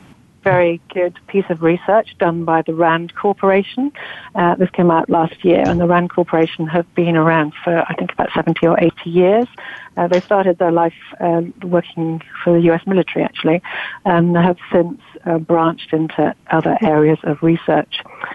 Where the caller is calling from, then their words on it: London, United Kingdom; I'm calling in from London. It's 6 o'clock at night here.